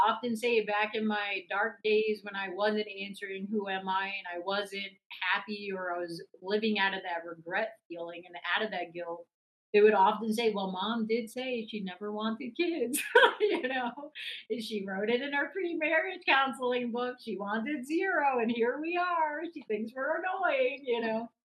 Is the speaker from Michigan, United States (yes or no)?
no; New York City, New York, United States; now in Charlotte, United States; I grew up in New York City